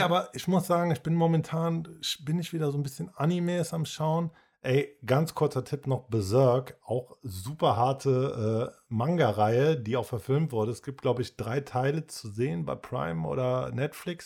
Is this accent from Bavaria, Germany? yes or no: no; Cologne, North Rhine-Westphalia, Germany; wir als Kölner, wir kennen das so, diese Kneipenkultur, dieses Verrauchte, die Straßen, so, du bist mehr oder weniger damit aufgewachsen